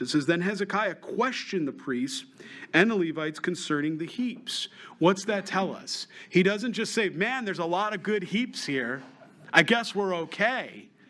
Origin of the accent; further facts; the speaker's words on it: New York, United States; moved away; I'm from New York, so I, I, still have family, so have friends